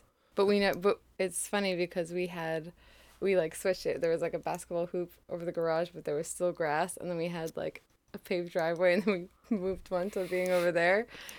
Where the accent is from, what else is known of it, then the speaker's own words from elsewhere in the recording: Portland, Maine, United States; Yes. Portland, Maine.